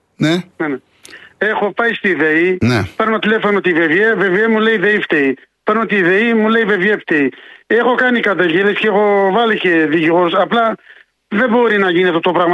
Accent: from Iraq, Kurdistan Region, Iraq; Greek is a second language; moved away as an adult; now in Tavros, Greece; Είμαι Κούρδο, από Ιράκ, είμαι και είμαι γύρω στις 25 χρόνια εδώ στην Ελλάδα

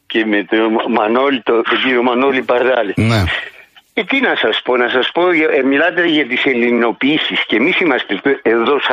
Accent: Rhodes, South Aegean, Greece; moved away as an adult; now in Tenerife, Spain; όταν ήμουν μικρό στη Ρόδο.

